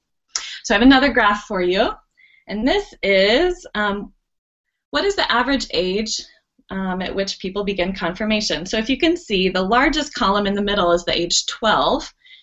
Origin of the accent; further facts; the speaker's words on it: Dayton, Ohio, United States; I grew up in Ohio, and there's a large Roman Catholic presence in Dayton, where I lived